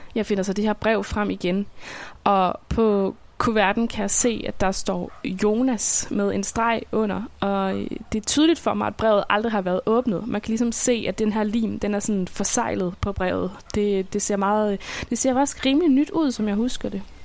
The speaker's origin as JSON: {"language": "Danish", "town": "Svendborg", "region": "Southern Denmark", "country": "Denmark", "tie": "born or raised there"}